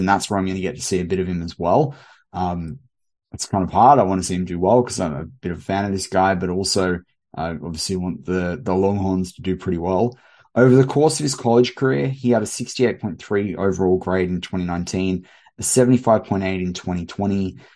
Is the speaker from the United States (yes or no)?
no; Australia